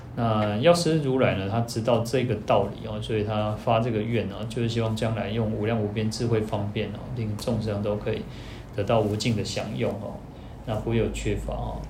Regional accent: Taiwan; 我们台湾人英文，一般英文比较差一点嘛

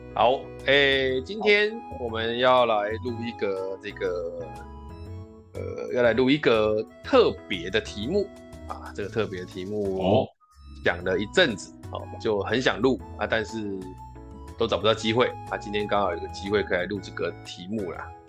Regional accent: southern Taiwan, Taiwan; 我们南部嗯。人的那个习性

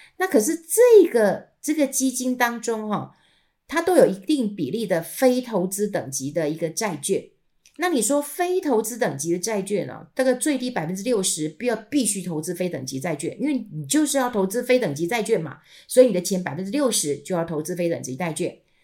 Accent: Taiwan; 我们台湾人喜欢吃年糕

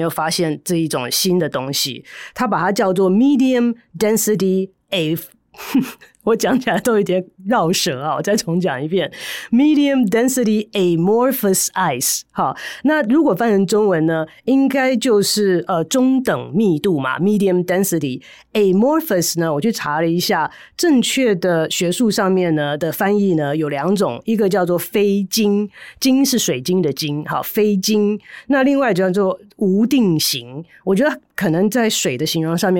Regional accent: Taiwan; 我们台湾人应该更了解这一点，因为我们那么喜欢吃剉冰

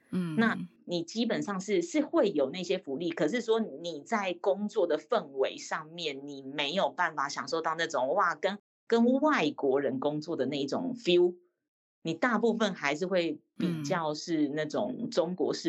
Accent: Taiwan; 欸，我是台湾人，我知道台湾的行情是什么

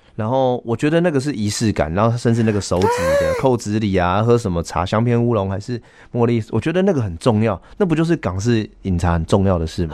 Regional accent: northern Hakka, northern Taiwan, Taiwan; accent: Hailu Hakka; 我讲的是海陆腔

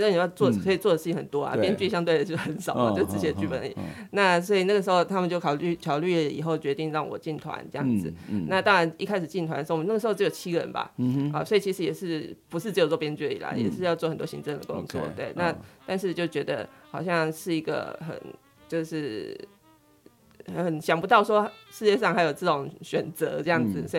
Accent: Chiayi, Chiayi City, Taiwan; 是我几乎、嗯、我离开嘉义的时间应该没有超过十年。

